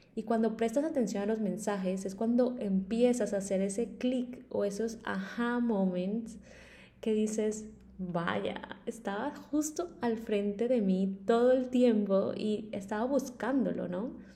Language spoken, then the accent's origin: Spanish; Maicao, La Guajira, Colombia; moved away; also born or lived in Bogotá; soy colombiana y nací en un pueblo muy pequeño en el norte de Colombia llamado Maicao